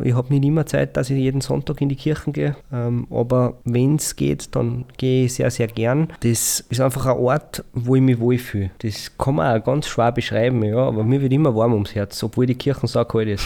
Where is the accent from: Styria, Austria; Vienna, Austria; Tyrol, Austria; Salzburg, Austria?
Salzburg, Austria; St. Veit im Pongau